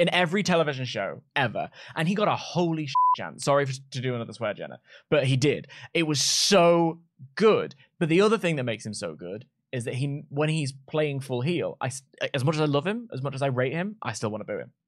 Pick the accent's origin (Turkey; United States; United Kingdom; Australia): United Kingdom; London; I'm from London. There's seven million of us here.